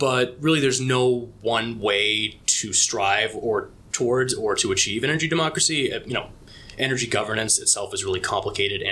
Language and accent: English; Massachusetts, United States; I grew up in Massachusetts